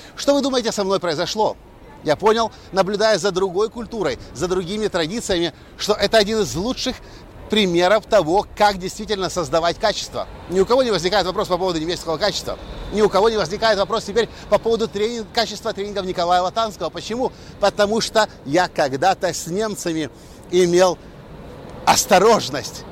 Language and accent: Russian; Ukraine; moved away; also born or lived in Erlangen, Germany; парень из Украины